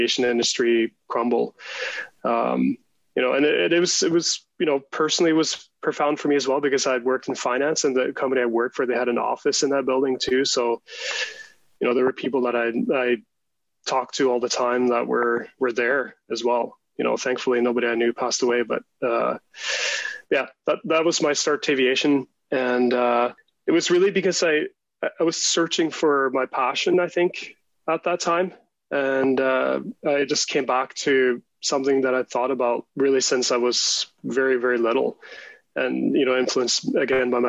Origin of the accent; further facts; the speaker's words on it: Canada; also born or lived in Norway; And then when I was about 10, he got offered a job at de Havilland, which you know well now. So that was in the mid-80s, and we moved to Canada.